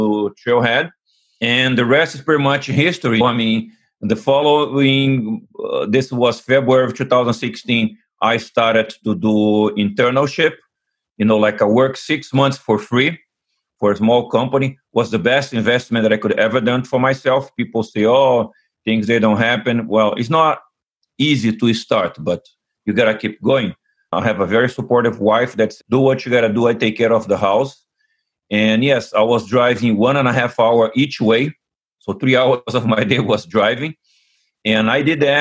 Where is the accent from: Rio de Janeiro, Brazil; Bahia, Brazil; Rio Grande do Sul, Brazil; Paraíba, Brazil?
Rio de Janeiro, Brazil; moved away as an adult; now in United States; I'm originally from Rio de Janeiro, Brazil. I came to the United States in 1988.